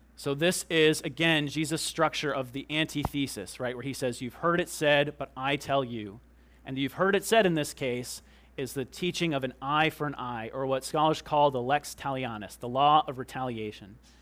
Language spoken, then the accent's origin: English; United States; we're Americans